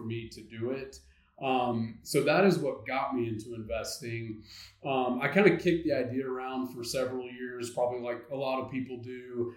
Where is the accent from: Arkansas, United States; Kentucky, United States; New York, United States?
Arkansas, United States; North Central; moved away as an adult; now in Northwest Arkansas, United States; I am an Arkansas native. I'm from North Central Arkansas, but have been in Northwest Arkansas for about 15 years now.